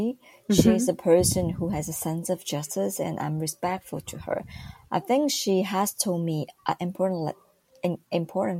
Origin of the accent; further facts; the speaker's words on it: Taipei, Taiwan; I grew up in Taipei